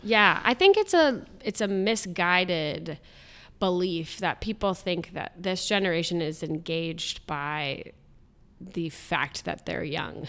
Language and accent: English; Columbus, Ohio, United States; I'm born and raised in Columbus, lived here all my life.